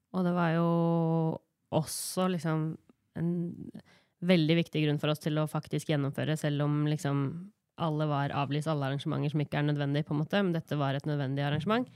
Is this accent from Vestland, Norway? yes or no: no; Gjøvik, Innlandet, Norway; Jeg sier oftest at jeg er fra Gjøvik fordi folk ikke veit hvor Hunndølen er, men jeg er hunndøling